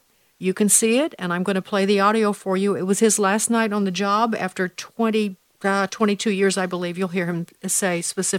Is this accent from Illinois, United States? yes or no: yes; Chicago, Illinois, United States; in my hometown of Chicago